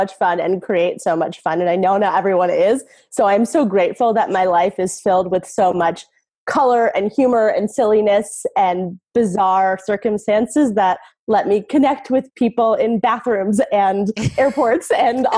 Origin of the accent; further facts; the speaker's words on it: Philadelphia, Pennsylvania, United States; moved away as an adult; also born or lived in Hawaii / Los Angeles / San Francisco; I moved back to near where I grew up in the Philadelphia area